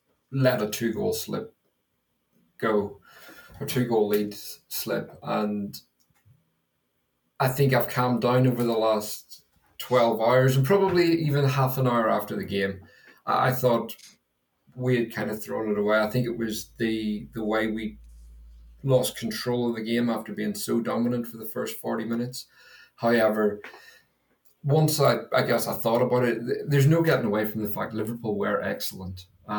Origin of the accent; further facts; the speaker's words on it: Ireland; Well, as you can probably tell, I'm not from North London. So I'm Irish, and my dad is also an Arsenal fan.